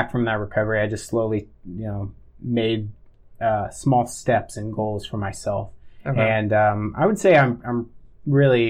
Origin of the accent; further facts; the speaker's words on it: Florida, United States; moved away; I didn't have any family because I'm from Florida